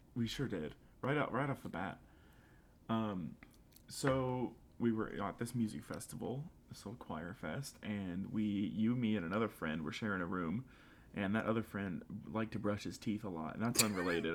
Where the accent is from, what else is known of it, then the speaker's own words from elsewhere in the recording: the South, United States; accent: somewhat southern; my somewhat southern accent